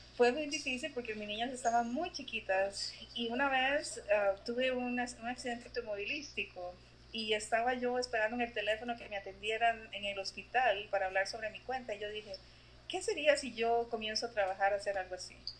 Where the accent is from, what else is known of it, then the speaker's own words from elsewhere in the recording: San José, Costa Rica; moved away as an adult; now in Columbus, United States; yo nací en Costa Rica, en, en la ciudad, soy capitalina